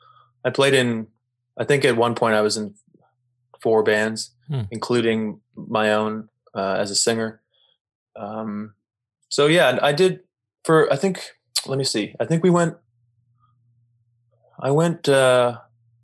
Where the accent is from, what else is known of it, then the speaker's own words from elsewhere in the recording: Toronto, Ontario, Canada; moved away as an adult; also born or lived in Ottawa; now in Montreal, Canada; I'm originally from Toronto.